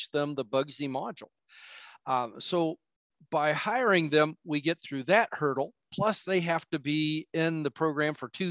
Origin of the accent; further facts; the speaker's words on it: Wapakoneta, Ohio, United States; also born or lived in Lima, Ohio; I grew up in Wapakoneta, Ohio, Neil Armstrong, first man on the moon location, just south of Lima, Ohio